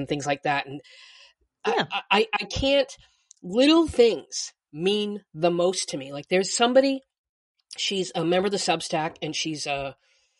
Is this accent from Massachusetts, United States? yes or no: yes; Boston, Massachusetts, United States; moved away; I'm from Boston.